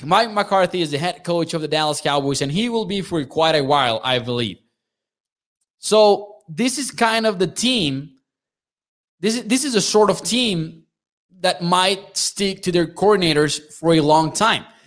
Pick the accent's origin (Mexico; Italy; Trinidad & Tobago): Mexico; I'm from Mexico